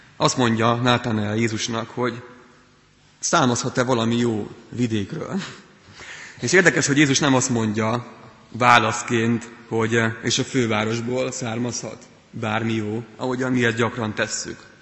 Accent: Transcarpathia, Zakarpattia Oblast, Ukraine; moved away as an adult; also born or lived in Pécs, Hungary; now in Hungary; Kárpát alján születtem, ami Ukrajnában

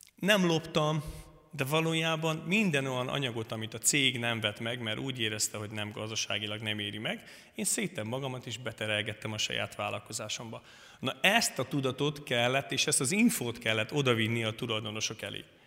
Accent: Szentkirály, Hungary; Királyról jöttem. A Szentkirályi közösségben konfirmáltam, születtem

